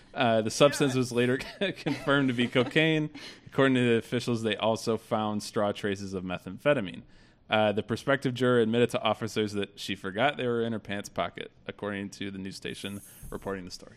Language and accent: English; Detroit, Michigan, United States; I grew up in Metro Detroit